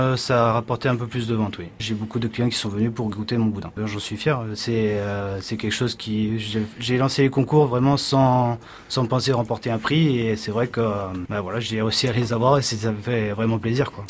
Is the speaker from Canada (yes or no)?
no; Nantes, Pays de la Loire, France; moved away as an adult; also born or lived in Roussillon; now in Pyrénées-Orientales, France; dans ma région, vu que je suis de Nantes